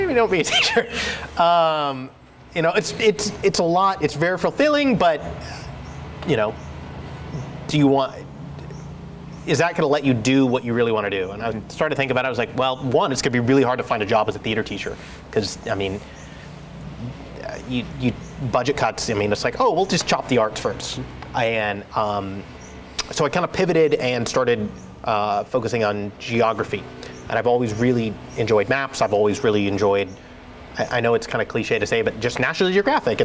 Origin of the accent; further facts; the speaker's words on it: Eugene, Oregon, United States; I grew up in Oregon. I grew up up the Mackenzie River in a little area called Camp Creek